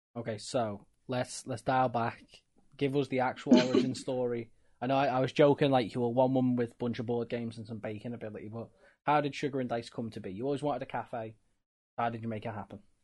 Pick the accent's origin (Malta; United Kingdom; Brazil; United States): United Kingdom; we're British